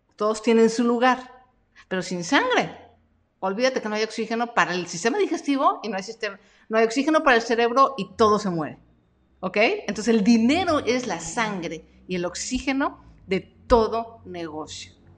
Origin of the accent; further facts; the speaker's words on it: Mexico; yo nací en México y me gusta el taco y me gusta el chile y soy bien mexicana